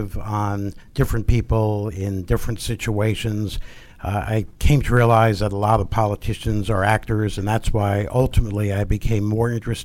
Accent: Bergen County, New Jersey, United States; From Bergen County, New Jersey, outside of New York City

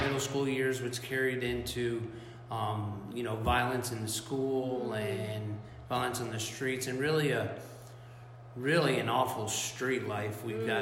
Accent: South Florida, United States; I was born and raised in South Florida

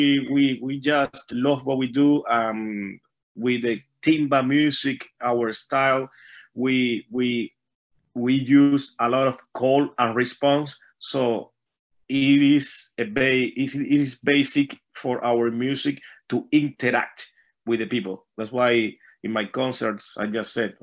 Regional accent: Havana, Cuba; moved away; I was born and raised in Havana, Cuba.

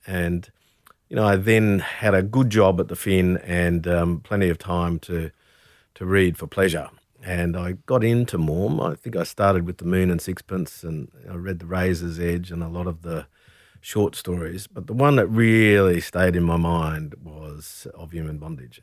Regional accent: Brisbane, Queensland, Australia; moved away; also born or lived in Camden Haven, New South Wales; growing up in Brisbane

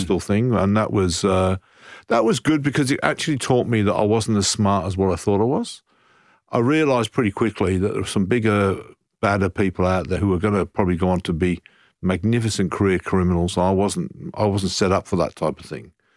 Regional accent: Coventry, West Midlands, United Kingdom; moved away as an adult; now in Brighton, Australia; I'm from Coventry and I'm, I'm now living in Brighton

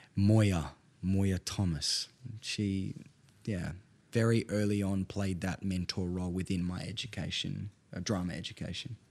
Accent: Perth, Western Australia, Australia; also born or lived in Northern Italian Alps; I'm from North Perth

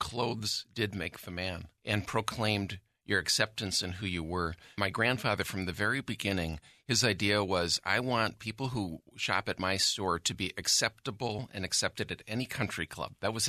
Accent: Joliet, Illinois, United States; born or raised there

